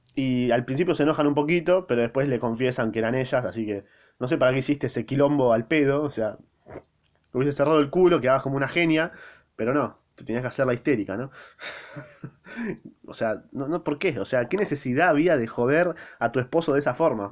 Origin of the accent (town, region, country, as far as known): Argentina